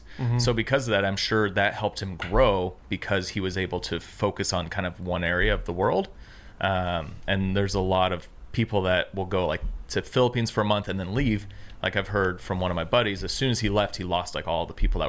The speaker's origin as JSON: {"language": "English", "town": "Tacoma", "region": "Washington", "country": "United States", "tie": "born or raised there", "said": "No, so I grew up in Seattle, south of Seattle, a place called Tacoma"}